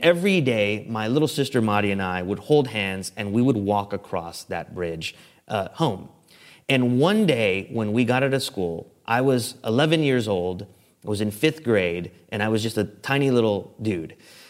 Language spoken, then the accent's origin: English; San Antonio, Texas, United States; This picture is the street sign where I grew up on West Edmosa Street. And for those of you not in San Antonio, this is close to the urban core. This is the inner city San Antonio, very close to downtown.